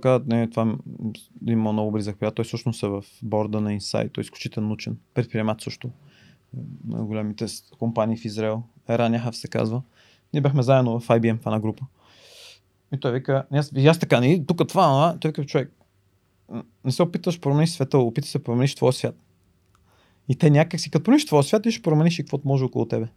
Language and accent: Bulgarian; Bulgaria; moved away as an adult; also born or lived in New York; аз съм единствения българин